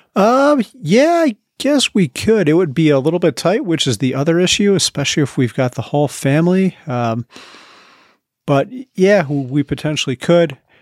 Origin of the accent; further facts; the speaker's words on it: Chicagoland, Illinois, United States; moved away; I am from the Chicagoland area